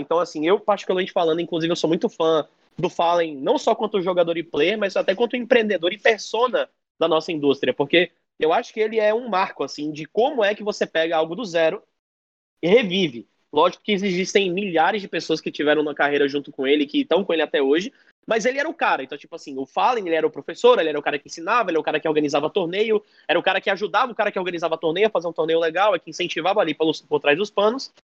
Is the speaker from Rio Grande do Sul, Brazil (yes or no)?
no; Bahia, Brazil; eu gosto bastante da terra que eu moro, da terra que eu vivo e de onde eu venho.